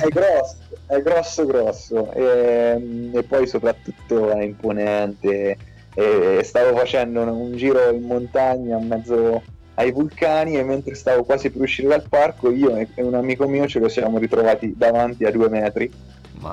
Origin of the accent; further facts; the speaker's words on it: Ellera, Umbria, Italy; sono originario di Ellera, ho vissuto sempre qui a insomma, Perugia